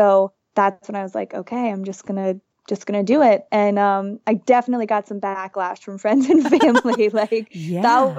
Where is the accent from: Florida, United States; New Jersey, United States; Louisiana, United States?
Florida, United States; moved away as an adult; now in Nicaragua; I grew up in Florida in a small town.